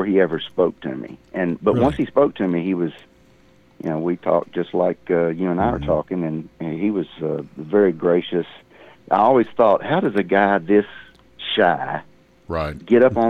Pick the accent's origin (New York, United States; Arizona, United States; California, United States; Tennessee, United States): Tennessee, United States; Hendersonville; I did most of my growing up in Hendersonville and just down the road from Johnny Cash and Roy Orbison